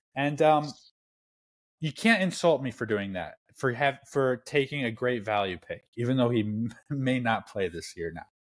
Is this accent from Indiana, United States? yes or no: yes; Indiana, United States; I'm from Indiana